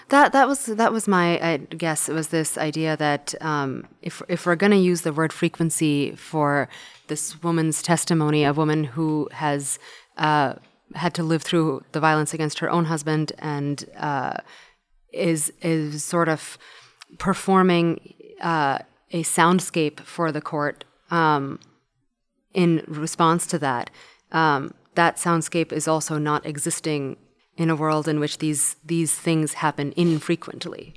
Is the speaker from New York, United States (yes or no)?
yes; New York, United States; when I was growing up in New York